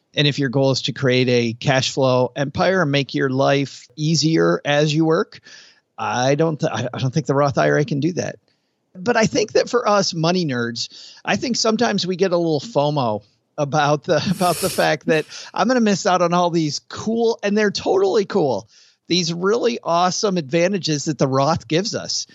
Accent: West Michigan, United States; I grew up in West Michigan

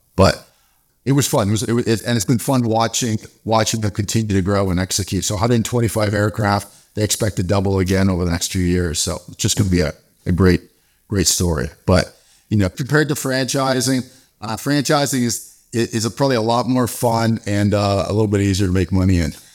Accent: Canada; moved away; also born or lived in South Africa / Dallas; I'm originally from Canada

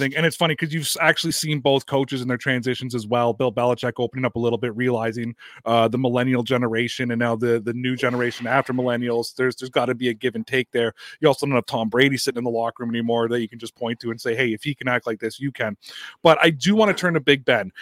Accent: Toronto, Ontario, Canada; I'm from Toronto, Ontario, Canada

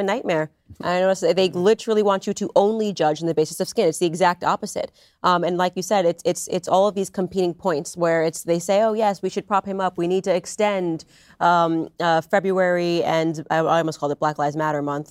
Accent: Stamford, Connecticut, United States; we're both from Stamford, Connecticut

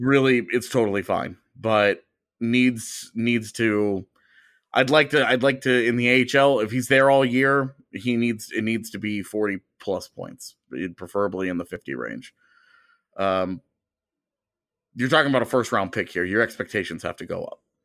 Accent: United States; as an American

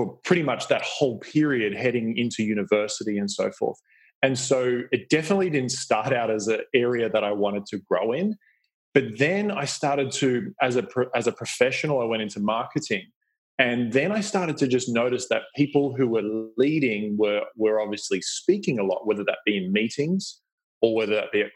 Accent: Australia; You can probably hear my accent. I grew up in Australia

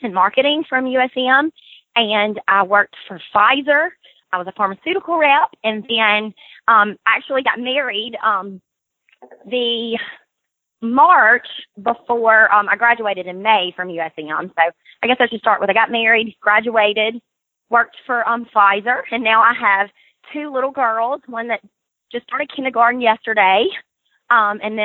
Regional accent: Brookhaven, Mississippi, United States; growing up in Brookhaven, my grandparents were farmers

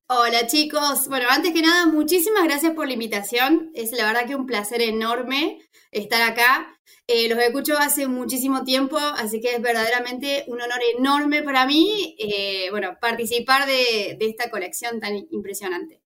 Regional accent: Argentina; soy argentina

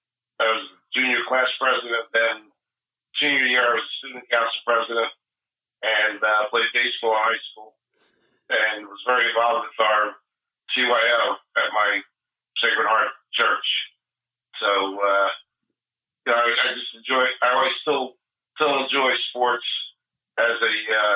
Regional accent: New Brunswick, New Jersey, United States; I grew up in New Brunswick

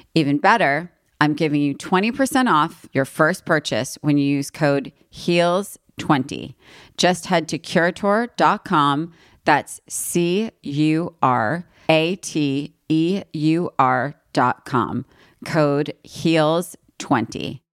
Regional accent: East Coast, United States; moved away as an adult; also born or lived in New York; now in Los Angeles, United States; I'm from East Coast and always wanted to live here

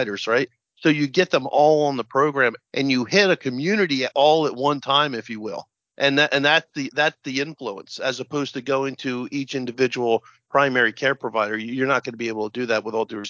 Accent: Central New Jersey, United States; I'm from New Jersey, Central Jersey.

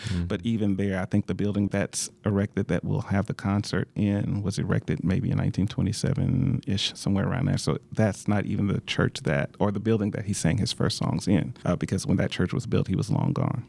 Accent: Shreveport, Louisiana, United States; I'm originally from Shreveport, Louisiana, a proud Louisiana native.

